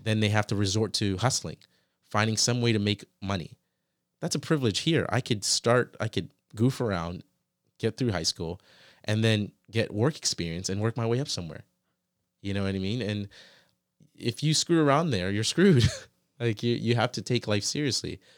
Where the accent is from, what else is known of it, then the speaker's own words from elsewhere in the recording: United States; moved away; also born or lived in Canada / Ghana; when I grew up in the States, I felt like that was like a country, but I never really felt like it was my country.